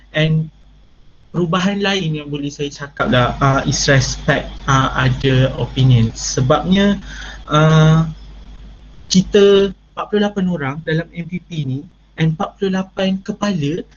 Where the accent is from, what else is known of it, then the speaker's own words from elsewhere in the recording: Malaysia; anak Malaysia yang sangat patriotik